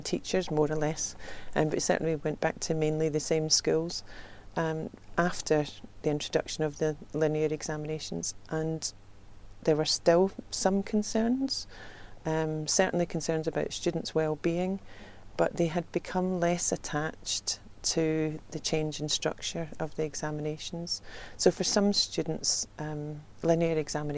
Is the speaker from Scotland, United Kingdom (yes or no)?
yes; Scotland, United Kingdom; accent: Scottish; moved away